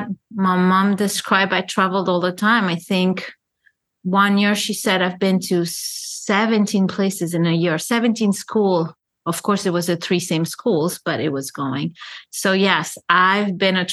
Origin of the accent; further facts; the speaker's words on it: Paris, Île-de-France, France; moved away as an adult; also born or lived in Lebanon; now in New York, United States; having been born in Lebanon, growing up in Paris, I never belonged because I was more European than the Lebanese